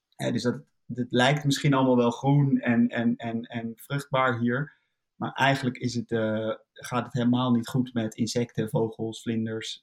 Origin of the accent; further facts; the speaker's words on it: Netherlands; we zijn een heel klein land